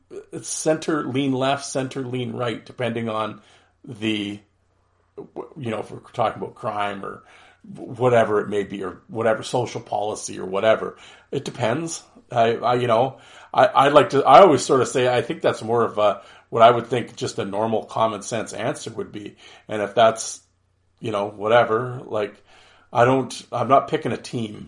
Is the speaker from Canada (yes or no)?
yes; Canada; as a Canadian